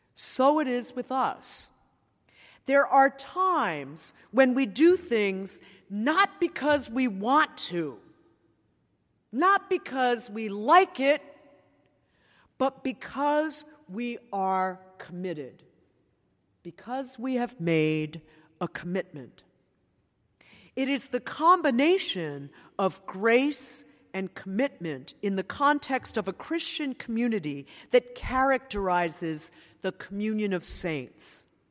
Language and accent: English; New York, United States; I grew up in New York